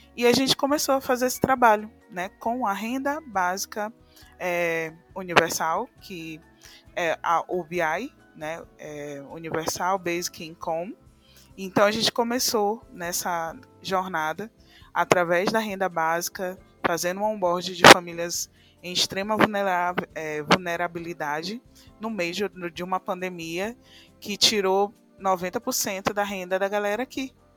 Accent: São Luís, Maranhão, Brazil; Sou aqui de São Luís do Maranhão, né, na região nordeste aqui do Brasil.

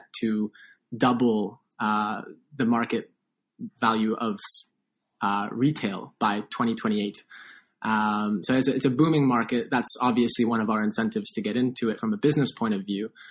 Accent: Toronto, Ontario, Canada; I grew up in Toronto

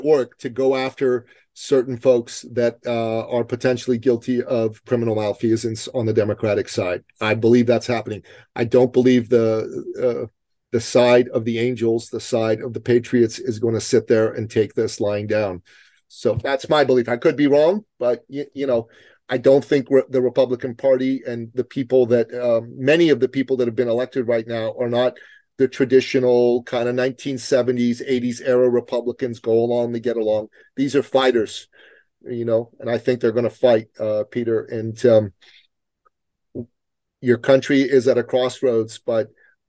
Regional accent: Iran; now in United States; I come from Iran, okay? And where I come from, when your side loses an election, you better leave the country

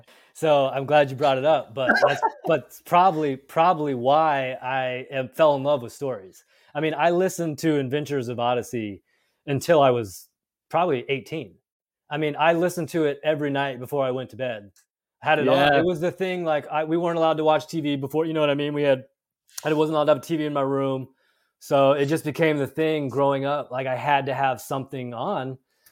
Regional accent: Pasadena, California, United States; So I was born here in Pasadena, and that's where Focus was started. And so we lived out here.

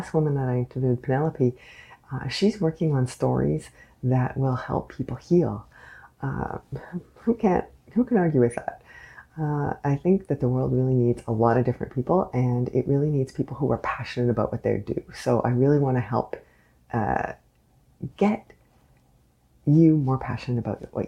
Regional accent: Canada; I am unapologetically Canadian.

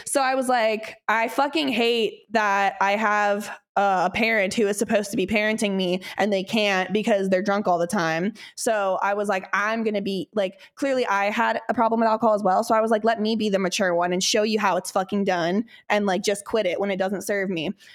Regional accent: Midwest, United States; I grew up in the Midwest

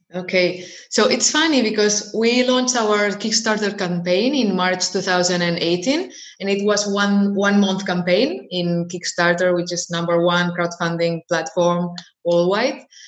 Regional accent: Barcelona, Catalonia, Spain; I was born and raised in Barcelona, in, in Spain.

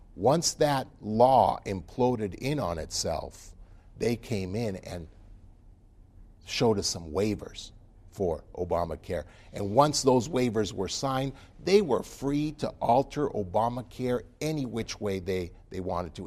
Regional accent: United States; also born or lived in Utah; as an American

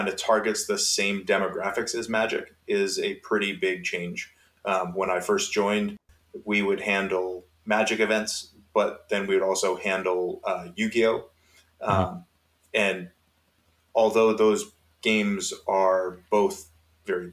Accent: Massachusetts, United States; now in Salem, Virginia, United States; I am from Massachusetts originally, but I now live in Salem, Virginia, which is right outside of Roanoke

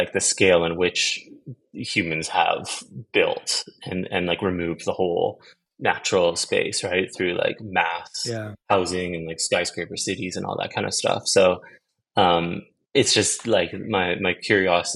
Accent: Vancouver, British Columbia, Canada; moved away as an adult; also born or lived in Amsterdam, Netherlands; now in Stockholm, Sweden; I was born in Amsterdam in the Netherlands, and then I moved to Canada when I was about 2 years old, and lived different places across the country, mostly was raised on Vancouver Island and Vancouver

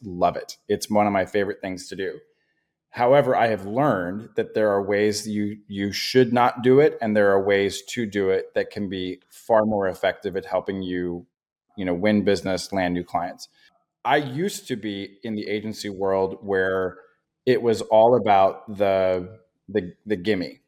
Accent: Portland, Oregon, United States; also born or lived in Oklahoma / Boston; I grew up here in the Portland metro area. I've been here since I was, you know, five or so years old

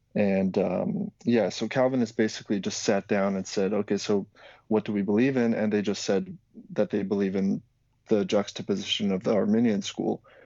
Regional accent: Slovakia; I'm from originally from Slovakia

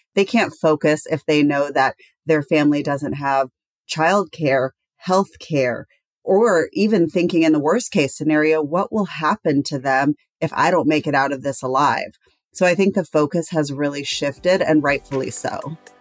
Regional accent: Texas, United States; I grew up in Texas and I spent all of my summers in Kosovo

